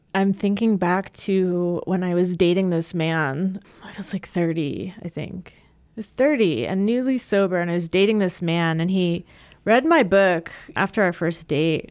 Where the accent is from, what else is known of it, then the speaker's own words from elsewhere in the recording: New Jersey, United States; moved away as an adult; also born or lived in Maryland / Seattle, Washington; now in Midwest, United States; I grew up in Jersey